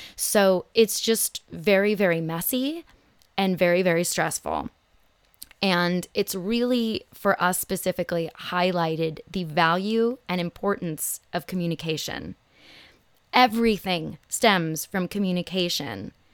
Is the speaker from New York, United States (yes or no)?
no; Los Angeles, California, United States; also born or lived in Phoenix, Arizona; growing up in Los Angeles